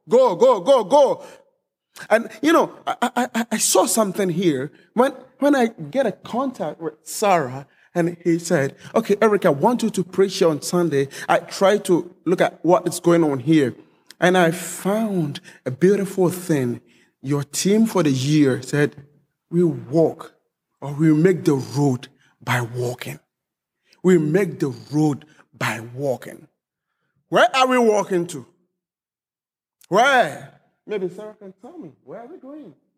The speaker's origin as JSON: {"language": "English", "country": "Ghana", "also_born_or_lived": "Hong Kong", "moved": "yes", "lives_now": "Germany", "said": "Originally, I'm from Ghana, but I've been living in Germany for some time."}